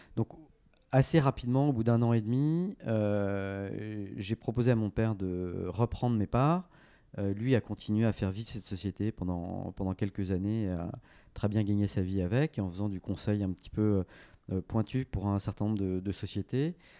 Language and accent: French; Paris, Île-de-France, France; j'ai fait toute ma scolarité euh, donc à Franklin, comme on l'appelle, hein, Saint-Louis de Gonzague